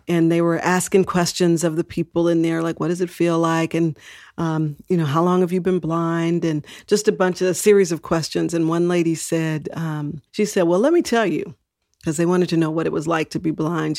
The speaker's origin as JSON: {"language": "English", "region": "Texas", "country": "United States", "tie": "born or raised there", "moved": "yes", "lives_now": "San Francisco, United States", "said": "I was born in Texas"}